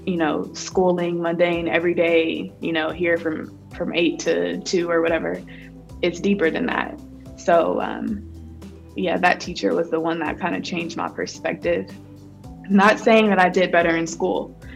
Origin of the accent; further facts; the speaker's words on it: Columbus, Ohio, United States; back in my hometown in Columbus, Ohio